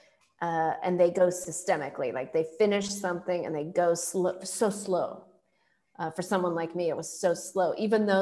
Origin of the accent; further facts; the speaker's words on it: Silicon Valley, California, United States; also born or lived in India; I grew up in Silicon Valley